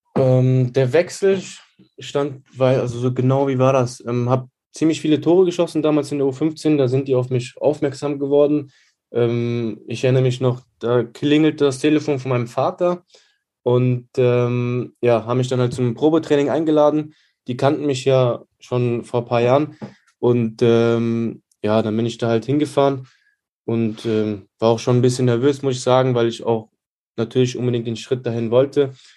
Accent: Neuwied, Rhineland-Palatinate, Germany; ich bin aus Neuwied

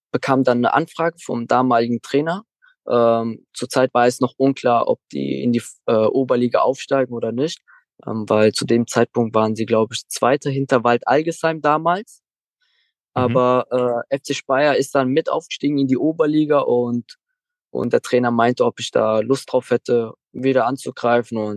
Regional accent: Turkey; Klar, ich habe äh, mein Herkunftsland ist Türkei

